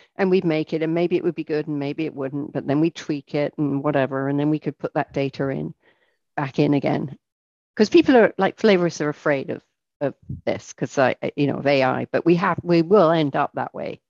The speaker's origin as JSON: {"language": "English", "region": "England", "country": "United Kingdom", "moved": "as an adult", "lives_now": "United States", "said": "I'm English"}